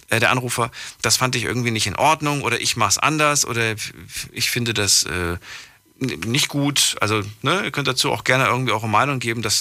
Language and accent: German; Ethiopia; now in Koblenz, Germany; Ja, ich komme aus Äthiopien.